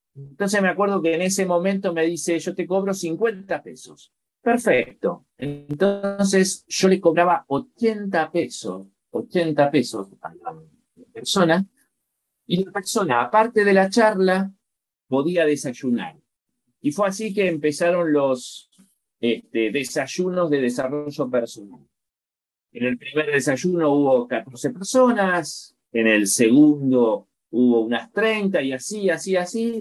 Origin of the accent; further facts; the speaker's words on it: La Plata, Buenos Aires Province, Argentina; moved away as an adult; now in Chile; en la ciudad de La Plata, que es mi ciudad de origen. Yo, soy argentino, pero hace, hace nueve años estoy viviendo en Chile